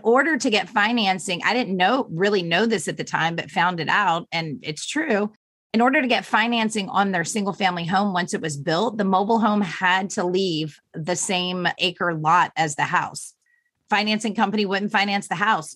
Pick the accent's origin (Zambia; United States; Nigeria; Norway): United States; Virginia; moved away; also born or lived in Florida; I grew up in Virginia